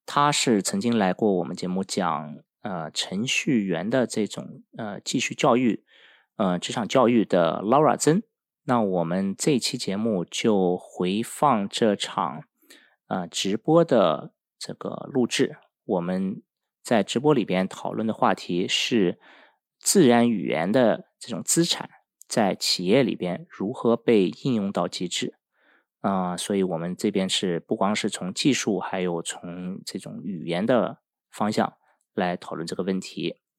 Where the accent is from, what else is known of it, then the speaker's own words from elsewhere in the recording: Finland; 我在北欧芬兰长大的。